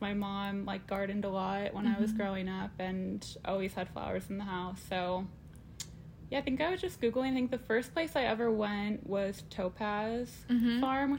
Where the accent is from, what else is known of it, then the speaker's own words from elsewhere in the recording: Eugene, Oregon, United States; now in Portland, United States; So I'm from Eugene, Oregon, just 2 hours south of Portland. I grew up there and I went to college at Oregon State University. And then when I graduated in 2019, I moved up to Portland